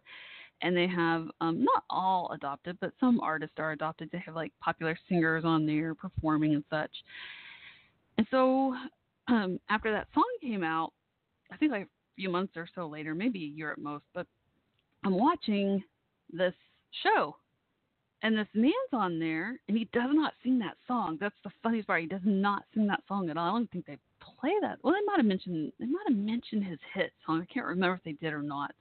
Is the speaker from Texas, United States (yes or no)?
yes; Dallas, Texas, United States; Dallas, my hometown area